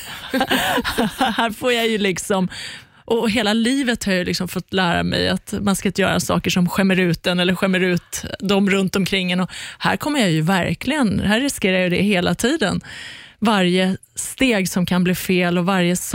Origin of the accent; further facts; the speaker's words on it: Iran; att mista mitt liv liksom, när vi flydde från Iran.